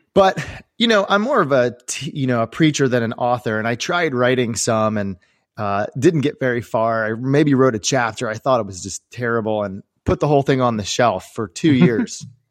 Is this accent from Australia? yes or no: no; Maryland, United States; I grew up here in the Maryland area